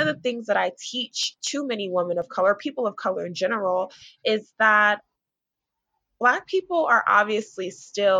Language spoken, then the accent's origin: English; Newburgh, New York, United States; I'm from Newburgh, New York, which is probably like an hour north of Manhattan.